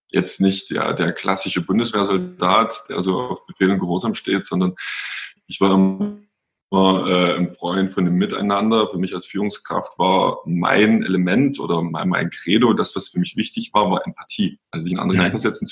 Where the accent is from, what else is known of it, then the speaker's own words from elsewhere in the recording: Pirna, Saxony, Germany; Also meine Wurzeln, die liegen äh, in Pirna, das ist bei Dresden. Da bin ich groß geworden. Ich bin Jahrgang 82 und ja, bin hier aufgewachsen